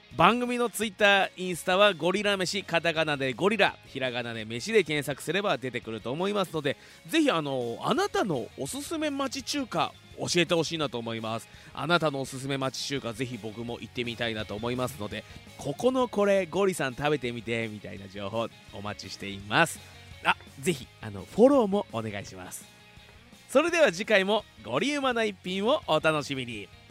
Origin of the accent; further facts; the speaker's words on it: Fuji, Shizuoka, Japan; 生まれも育ちも富士市